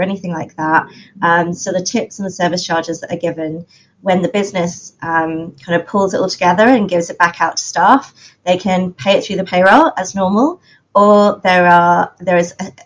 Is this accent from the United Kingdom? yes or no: yes; London, United Kingdom; I am hailing from London